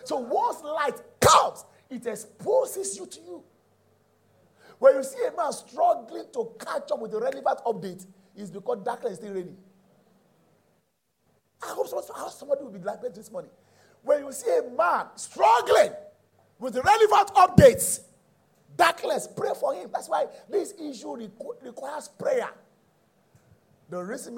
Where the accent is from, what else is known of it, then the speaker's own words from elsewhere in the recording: Nigeria; I was born in Nigeria and I still operate in Nigeria